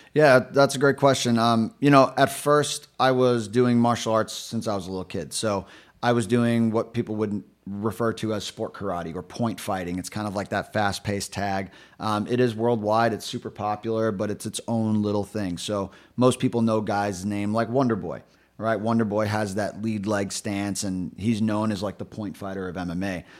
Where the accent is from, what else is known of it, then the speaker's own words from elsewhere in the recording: New York City, New York, United States; now in Rhode Island, United States; I grew up in New York City, born and raised in Brooklyn.